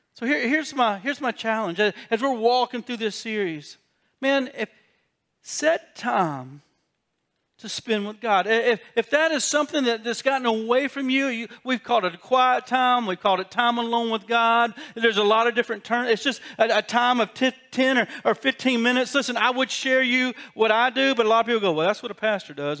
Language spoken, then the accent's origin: English; South Carolina, United States; I got a South Carolina education